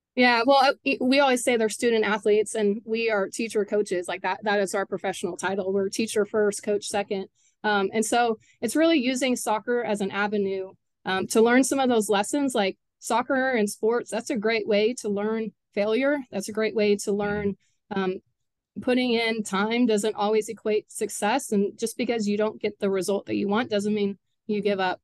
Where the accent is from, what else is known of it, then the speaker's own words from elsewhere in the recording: Katy, Texas, United States; I actually graduated high school from Cinca Ranch